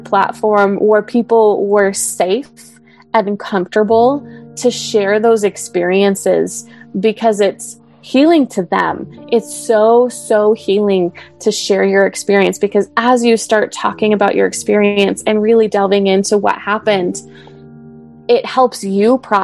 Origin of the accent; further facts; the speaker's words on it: Idaho, United States; moved away as an adult; also born or lived in Utah; I grew up in LDSville in Idaho